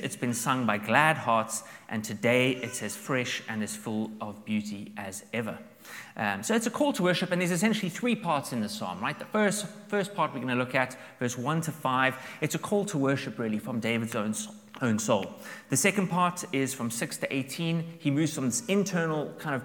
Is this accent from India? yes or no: no; South Africa; now in Dublin, Ireland; I'm from South Africa, so we are big camping fans